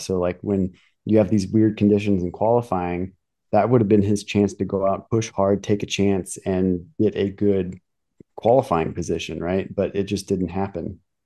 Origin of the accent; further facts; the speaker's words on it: United States; I'm American